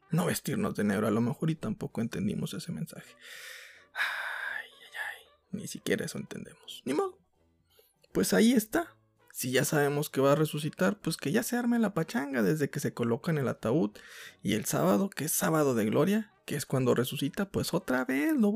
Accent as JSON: {"language": "Spanish", "region": "northern Mexico", "country": "Mexico", "said": "Soy norteño."}